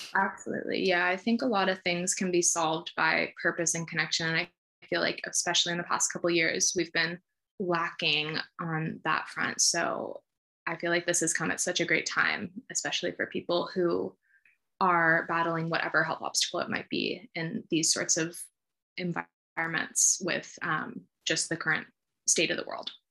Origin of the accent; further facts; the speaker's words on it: Sacramento, California, United States; also born or lived in Santa Barbara, California; now in San Francisco, United States; I grew up in Sacramento, California